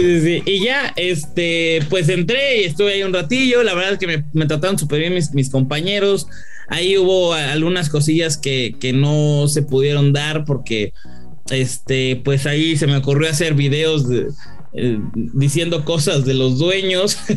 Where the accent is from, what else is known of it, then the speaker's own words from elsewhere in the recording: Mexico; Yo soy muy mexicano